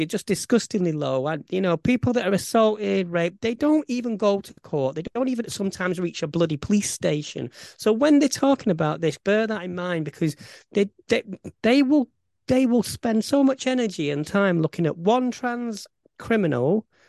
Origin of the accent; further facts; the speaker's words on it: Bolton, North West England, United Kingdom; accent: Bolton; my Bolton accent